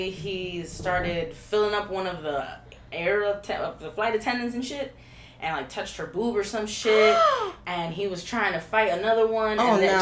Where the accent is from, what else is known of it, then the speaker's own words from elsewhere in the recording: New York, United States; we're from New York